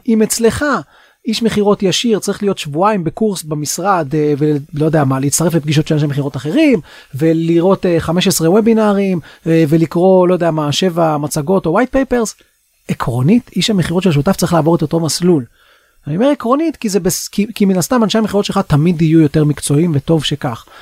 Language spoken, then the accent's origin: Hebrew; Israel; אנחנו כישראלים